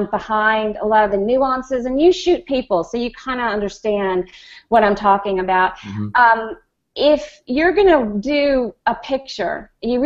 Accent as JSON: {"language": "English", "town": "New York City", "region": "New York", "country": "United States", "said": "I'm from Queens, New York"}